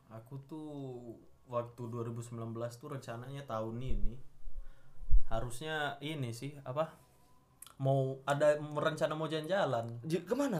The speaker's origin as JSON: {"language": "Indonesian", "area": "Sumatra", "region": "Jambi", "country": "Indonesia", "said": "aku sebagai anak Sumatera ya merasakanlah indahnya asap-asap"}